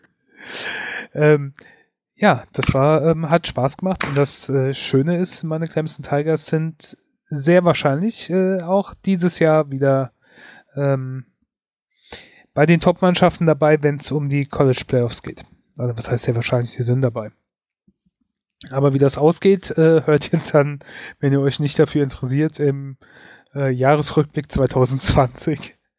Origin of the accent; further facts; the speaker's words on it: Germany; bei uns in Deutschland